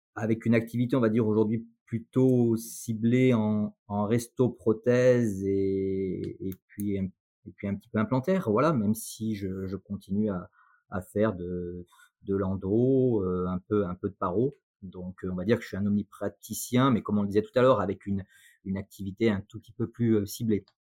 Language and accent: French; Saint-Étienne, Auvergne-Rhône-Alpes, France; also born or lived in Lyon; je suis né à Saint-Etienne, exactement. Je suis né Saint-Etienne, donc là, je suis revenu vraiment euh, aux sources euh, où, je suis né